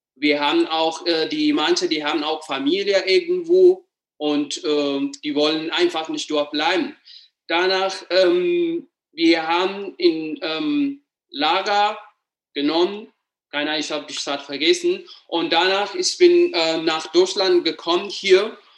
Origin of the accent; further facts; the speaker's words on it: Addis Ababa, Ethiopia; German is a second language; moved away as an adult; now in Germany; ich komme aus Äthiopien, aus der Hauptstadt Addis Ababa